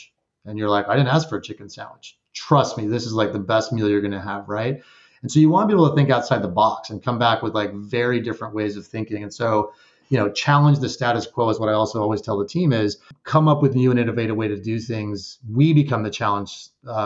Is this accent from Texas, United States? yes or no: yes; El Paso, Texas, United States; moved away as an adult; also born or lived in Guadalajara, Mexico / Austin, Texas / Georgia; now in New Jersey, United States; we moved back from Guadalajara to El Paso, Texas